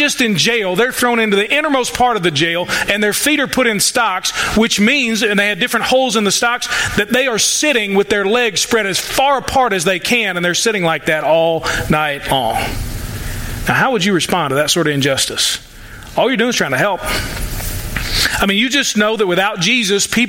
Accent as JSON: {"language": "English", "country": "United States", "said": "I'm an American"}